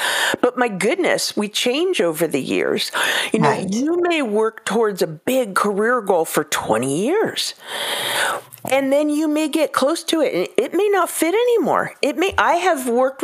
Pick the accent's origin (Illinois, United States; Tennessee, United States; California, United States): California, United States; I grew up in California